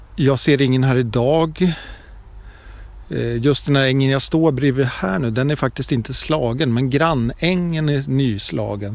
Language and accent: Swedish; Sweden; när jag var liten och bodde i Brunford